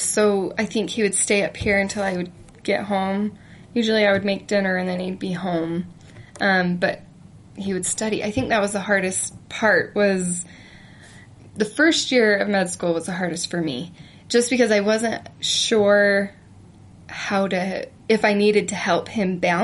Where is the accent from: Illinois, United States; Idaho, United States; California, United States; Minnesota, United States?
Idaho, United States; Idaho Falls; moved away as an adult; now in Utah, United States; I'm from Idaho